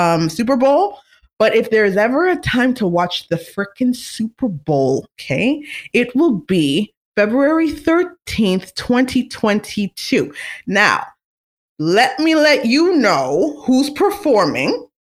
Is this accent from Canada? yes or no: yes; Toronto, Ontario, Canada; I'm from Scarborough, Ontario